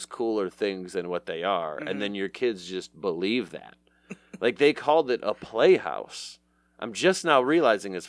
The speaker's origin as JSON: {"language": "English", "town": "Southfield", "region": "Michigan", "country": "United States", "tie": "born or raised there", "said": "I grew up in Southfield, at 8 Mile"}